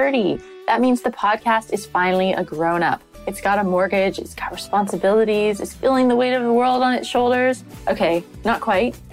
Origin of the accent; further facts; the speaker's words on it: United States; now in London, United Kingdom; Holly and I are both in London and we're both American